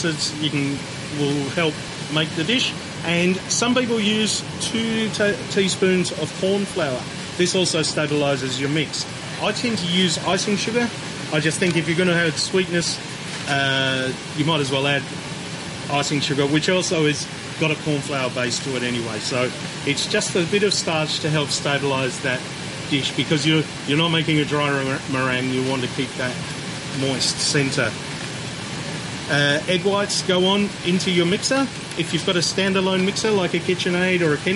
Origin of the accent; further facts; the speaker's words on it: Australia; Being an Australian